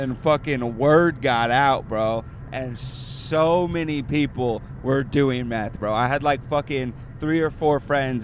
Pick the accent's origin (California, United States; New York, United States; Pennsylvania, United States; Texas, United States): California, United States; Ventura; also born or lived in Spokane, Washington; I'm from Ventura